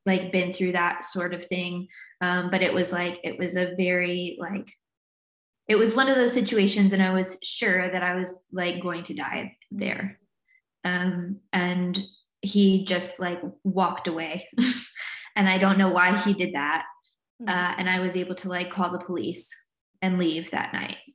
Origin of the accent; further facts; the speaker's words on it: the South, United States; also born or lived in North Carolina / Virginia; now in Newcastle, United Kingdom; I grew up in the States, in the South, in like North Carolina and Virginia is where I'm from.